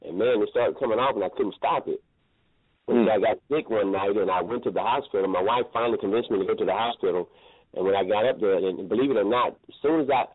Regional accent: Columbus, Georgia, United States; also born or lived in Alabama; grew up in Columbus, Georgia

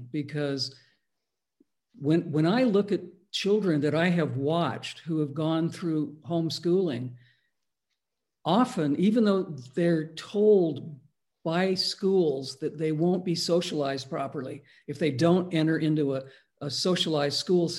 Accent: Palos Verdes, California, United States; I went to school in LA County in a place called Palos Verdes.

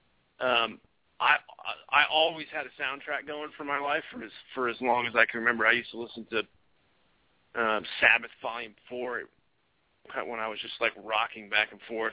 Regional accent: New York, United States; moved away as an adult; also born or lived in Santa Barbara, California; now in California, United States; I grew up in New York

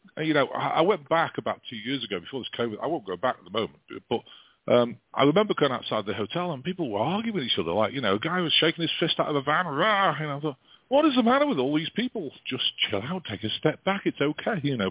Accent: England, United Kingdom; now in United States

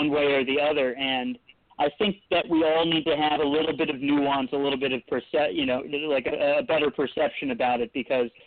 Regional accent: Richmond, Virginia, United States; My dad's from Northern Virginia, and I was born in Richmond.

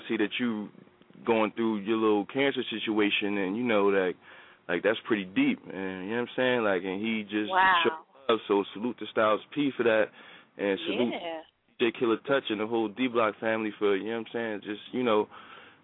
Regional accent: Trenton, New Jersey, United States; moved away; growing up in Trenton

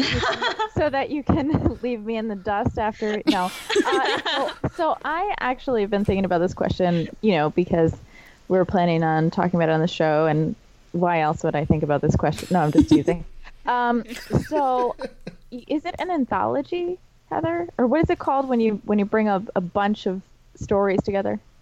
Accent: New Hampshire, United States; I'm from New Hampshire

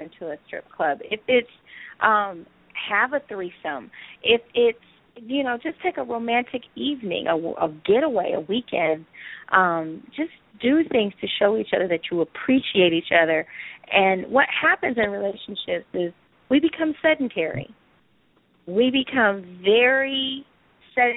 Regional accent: Cleveland, Ohio, United States; I was raised in a Jewish neighborhood in Cleveland. And the C is to remember that I came from C-Town. I came from Cleveland.

